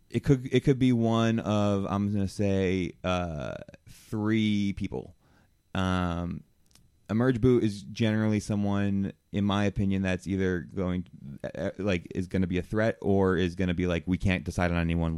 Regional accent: New Jersey, United States; I am a Jew from New Jersey.

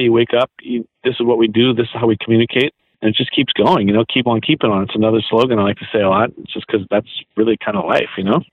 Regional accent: Los Angeles, California, United States; also born or lived in New Orleans, Louisiana; moved out here in seventh grade

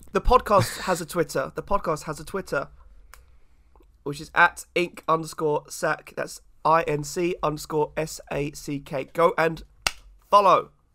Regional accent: England, United Kingdom

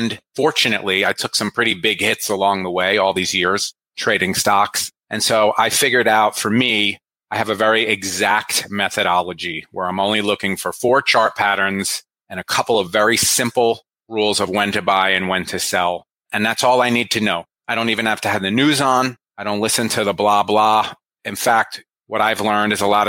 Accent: New Jersey, United States; born or raised there

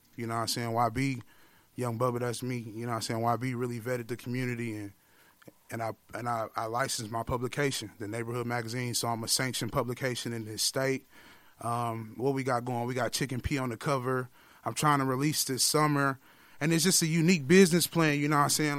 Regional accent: Milwaukee, Wisconsin, United States; I'm from the Millie

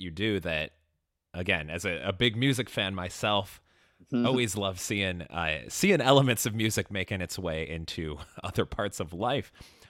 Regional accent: Chicago, Illinois, United States; now in Austin, United States; I'm from Chicago originally.

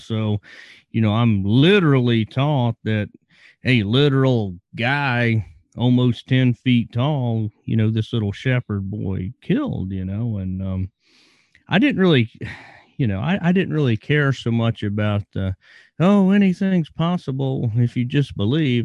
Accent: Virginia, United States; I grew up in Virginia

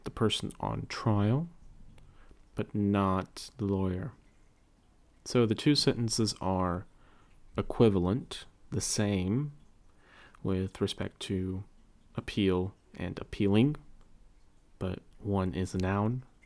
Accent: United States; accent: General American; first language English; American English, general American, the dialect of English that I speak

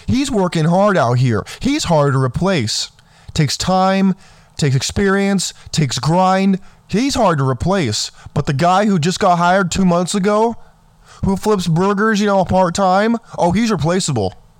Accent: California, United States; I grew up in California.

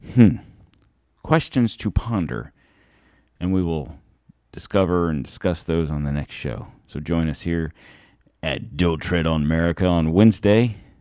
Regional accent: United States; I'm a hundred percent American

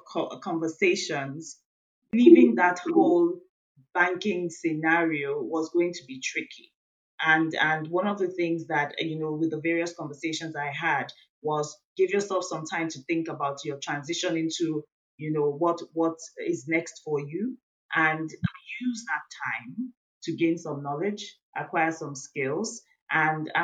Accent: Nigeria; I'm from Nigeria in West Africa

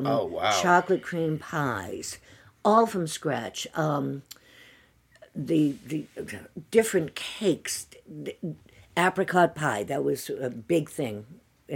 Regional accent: Worcester, Massachusetts, United States; also born or lived in St. Louis, Missouri / Westborough, Massachusetts; I lived in Worcester until I was 12

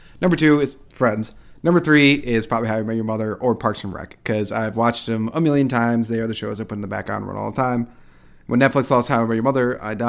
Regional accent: Albany, New York, United States; I'm from Albany. I live there. I've never been to New York City, even though it's 2 hours away.

